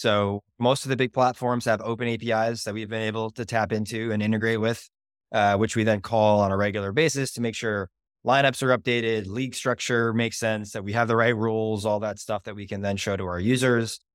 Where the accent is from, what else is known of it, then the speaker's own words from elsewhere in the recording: Boston, Massachusetts, United States; I'm from Boston